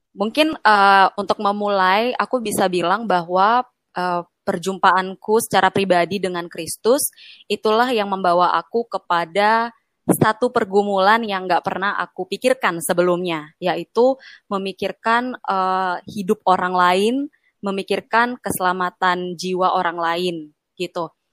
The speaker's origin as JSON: {"language": "Indonesian", "town": "Medan", "region": "North Sumatra", "country": "Indonesia", "said": "Aku kan dari Medan."}